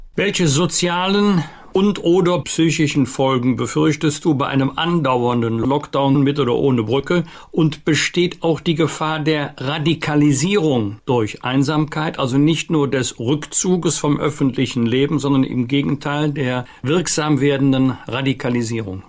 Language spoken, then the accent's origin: German; Bergisch Gladbach, North Rhine-Westphalia, Germany; ich komme aus Bergisch Gladbach, eine Stadt des Papiers.